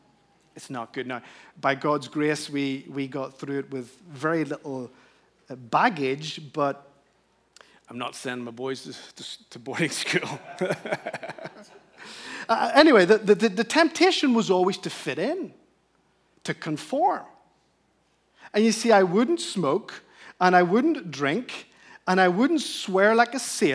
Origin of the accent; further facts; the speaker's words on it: Canary Islands, Spain; The beautiful setting was that I grew up in the Canary Islands, Spain, where all of Europe essentially holidays.